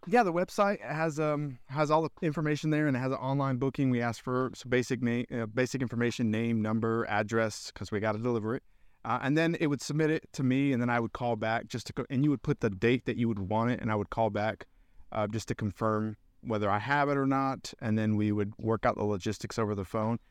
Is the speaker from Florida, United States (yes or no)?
yes; Central Florida, United States; now in Knoxville, United States